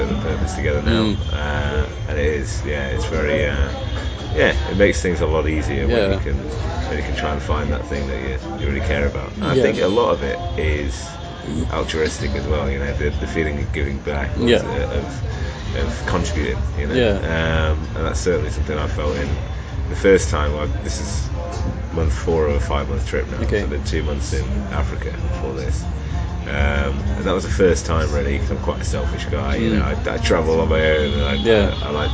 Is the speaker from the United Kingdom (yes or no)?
yes; United Kingdom; I'm British